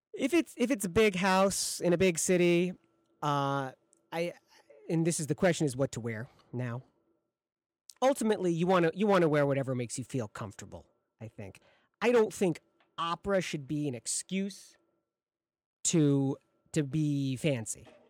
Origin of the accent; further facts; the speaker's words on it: Michigan, United States; now in Chicago, United States; I'm from Michigan